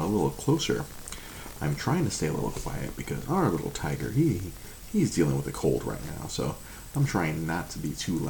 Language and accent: English; Monterey Park, California, United States; I grew up in Monterey Park, surrounded by a lot of my Asian brethren.